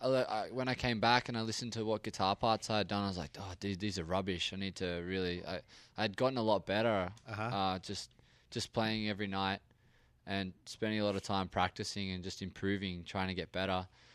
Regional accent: Australia; we are an Australian rock band.

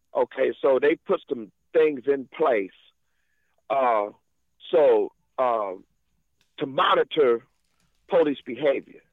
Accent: Monterey, California, United States; also born or lived in Watts, Los Angeles; I was born in Monterey, California

